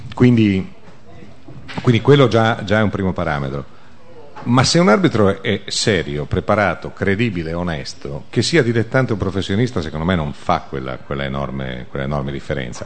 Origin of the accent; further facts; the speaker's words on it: Biella, Piedmont, Italy; io sono di Biella originario